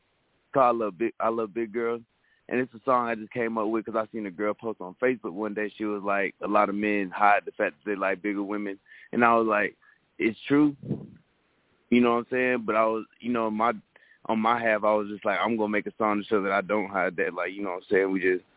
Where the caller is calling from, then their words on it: Atlanta, Georgia, United States; I'm calling from Atlanta, Georgia.